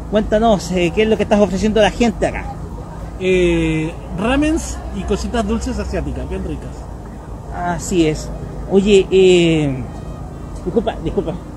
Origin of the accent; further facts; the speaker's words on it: Requínoa, O'Higgins, Chile; soy de Requinoa.